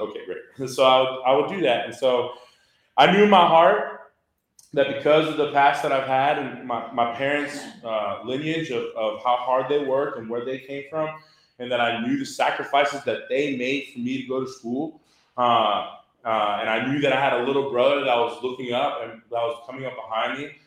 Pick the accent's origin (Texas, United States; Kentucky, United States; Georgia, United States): Texas, United States; Houston; I grew up in Southwest Houston, and that's where the house was